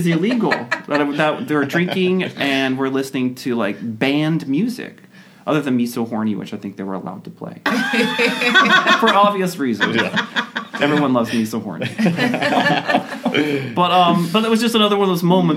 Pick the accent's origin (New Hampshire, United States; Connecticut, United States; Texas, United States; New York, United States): Texas, United States; Austin; I was from Texas, and I was from Austin